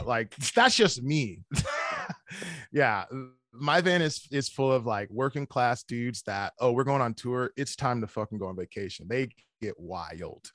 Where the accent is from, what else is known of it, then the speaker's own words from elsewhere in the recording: Chicago, Illinois, United States; also born or lived in Evergreen Park; I grew up, I grew up in Chicago. Uh, it was a, it's a, it's a town called Evergreen Park